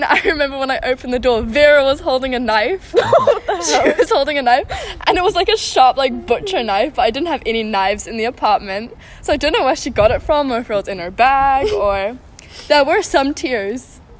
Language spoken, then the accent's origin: English; South Africa; now in Amsterdam, Netherlands; We live in Amsterdam. I'm from South Africa. What else? I'm 17.